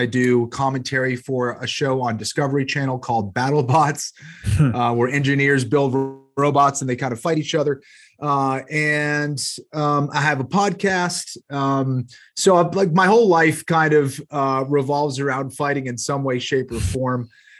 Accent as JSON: {"language": "English", "region": "Massachusetts", "country": "United States", "tie": "born or raised there", "said": "So I come from a pretty large family. Both my parents were from Peru. I grew up just outside of the Boston area, one of six kids."}